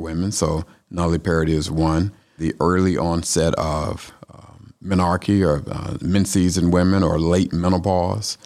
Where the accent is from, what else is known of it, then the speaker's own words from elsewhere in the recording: Atlanta, Georgia, United States; also born or lived in Louisiana; now in Tifton, United States; I'm a Georgia boy. I'm from Atlanta